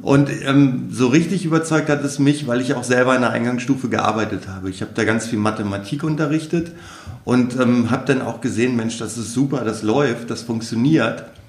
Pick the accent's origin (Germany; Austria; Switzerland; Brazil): Germany; Wolfenbüttel, Lower Saxony; also born or lived in Celle; Ich komme ja ursprünglich aus Wolfenbüttel